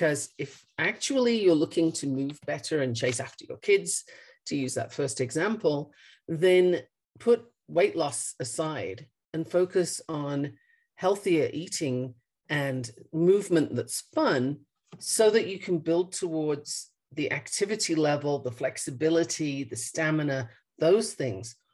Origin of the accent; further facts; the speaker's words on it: Australia; also born or lived in United Kingdom; now in Colorado, United States; I am obviously not from Colorado. I was born in the UK and raised in Australia. Um, this is the eighth country I've lived